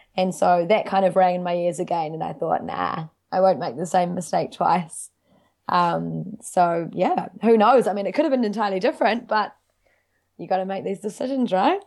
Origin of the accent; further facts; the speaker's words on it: Wellington, New Zealand; moved away as an adult; also born or lived in Dunedin; now in Auckland, New Zealand; I grew up in Wellington City. uh, in Seatoon with my family